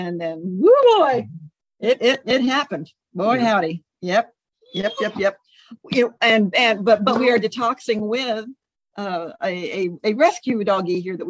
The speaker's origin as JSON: {"language": "English", "town": "Irving", "region": "Texas", "country": "United States", "tie": "born or raised there", "also_born_or_lived": "Euless, Texas", "moved": "yes", "lives_now": "California, United States", "said": "I grew up in Irving and Euless, so those are my little stomping grounds there."}